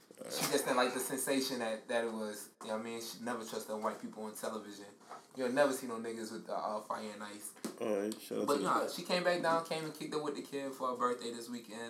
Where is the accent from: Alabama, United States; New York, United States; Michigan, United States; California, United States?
New York, United States; New York City; I'm from Brooklyn. And I'm West Indian.